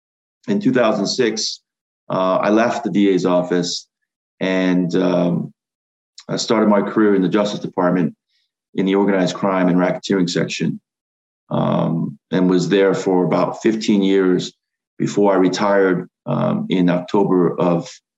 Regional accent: Rhode Island, United States; I mean, I'm from Rhode Island

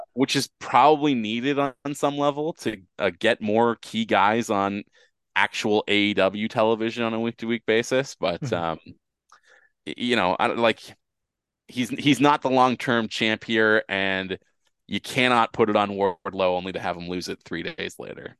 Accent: Canada; as a Canadian who uh, has cable

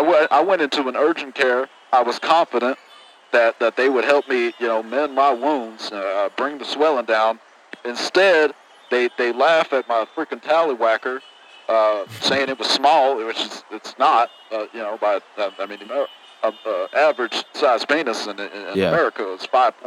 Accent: Houston, Texas, United States; I'm from Houston. I don't know if I mentioned that.

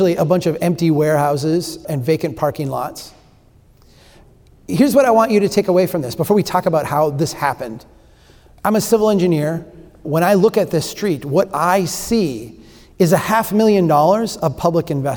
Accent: Brainerd, Minnesota, United States; This is my hometown. This is Brainerd, Minnesota

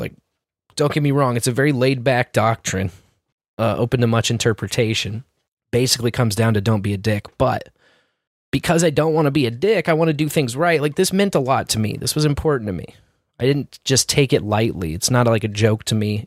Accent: Kansas City, Missouri, United States; as a tribesman in Miccosay, growing up in Scouts, we had this honor camping program unique to this area called the Tribe of Miccosay

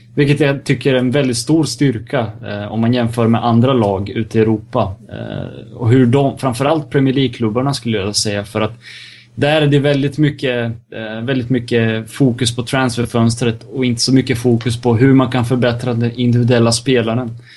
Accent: Serbia; jag är serb också

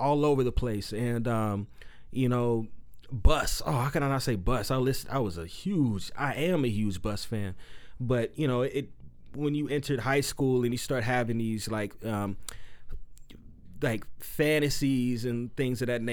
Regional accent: San Diego, California, United States; moved away as an adult; also born or lived in Canyon Country, California / Pomona, California; now in Phoenix, United States; I'm originally from San Diego. San Diego, I moved up to Canyon Country, and then I moved out to Phoenix

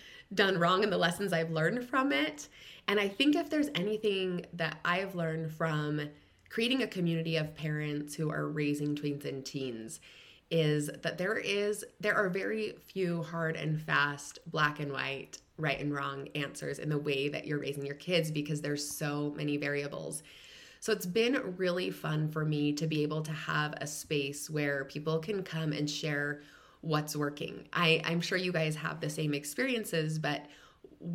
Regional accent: Utah, United States; moved away as an adult; also born or lived in California / Washington, D.C. / Michigan / Arizona; I grew up in Utah

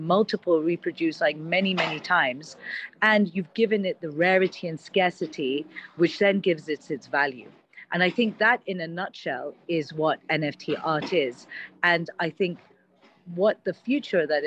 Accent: Kenya; now in Dubai, United Arab Emirates; I was actually born and brought up in Kenya

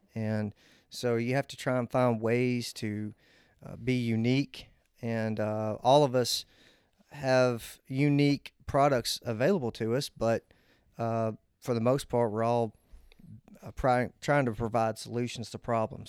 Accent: Old Hickory, Tennessee, United States; I'm, I'm from Old Hickory, Tennessee. I actually grew up across the street from Old Hickory Country Club

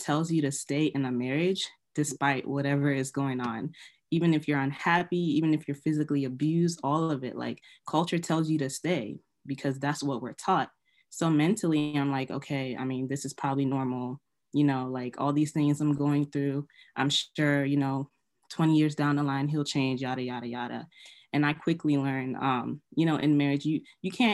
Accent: Nigeria; I'm an African girl, I'm Nigerian

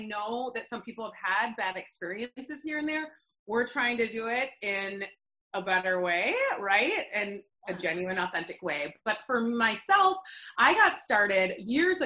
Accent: Eden Prairie, Minnesota, United States; I grew up in Minnesota, Eden Prairie, suburb of Minneapolis

